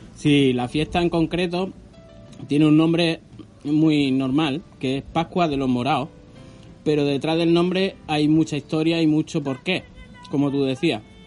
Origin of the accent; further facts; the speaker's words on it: Carcabuey, Andalusia, Spain; moved away; me hallo en Carcabuey, mi pueblo, el pueblo que me vio nacer